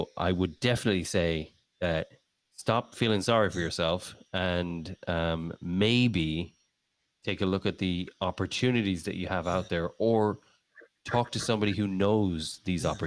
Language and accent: English; Ireland; also born or lived in England; now in United States; I'm from Ireland. I love Ireland. I'll always love Ireland. It's a dear place in my heart. It's where I grew up. I was born in England